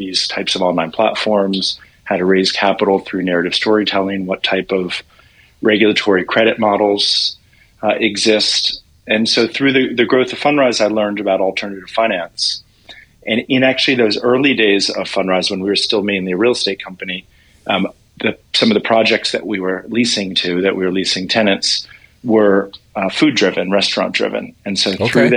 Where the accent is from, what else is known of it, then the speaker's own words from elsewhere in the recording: Washington, District of Columbia, United States; I grew up in Washington, D.C. in a commercial real estate family